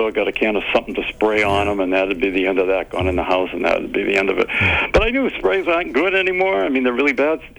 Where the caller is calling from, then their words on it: Murrysville, Pennsylvania, United States; I'm calling from Murrysville, PA.